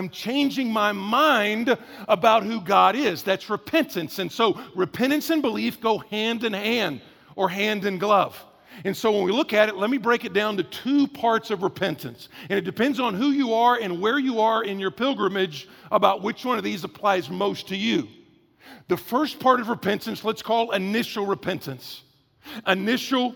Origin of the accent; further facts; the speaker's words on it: the South, United States; I'm from the South